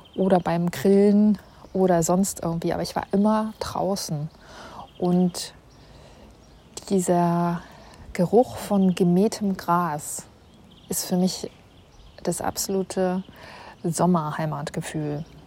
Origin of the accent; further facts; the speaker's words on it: Northern Germany, Germany; moved away as an adult; now in Munich, Germany; als Nordlicht